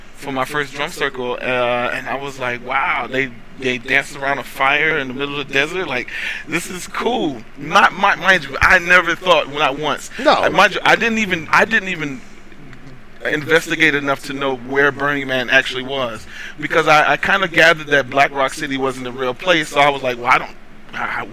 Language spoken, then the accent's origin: English; North Carolina, United States; also born or lived in Washington, D.C.; I was actually born in D.C. for the first four years of my life, and then I was raised in North Carolina for through through 18